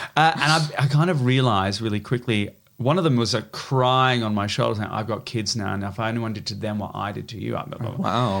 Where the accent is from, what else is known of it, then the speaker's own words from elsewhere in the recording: Melbourne, Victoria, Australia; moved away as an adult; I went home to Australia to start playing my hometown